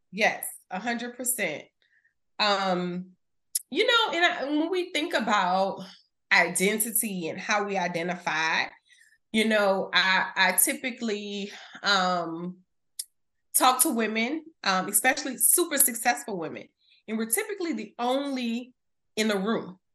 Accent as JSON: {"language": "English", "town": "New Orleans", "region": "Louisiana", "country": "United States", "said": "from the West Bank."}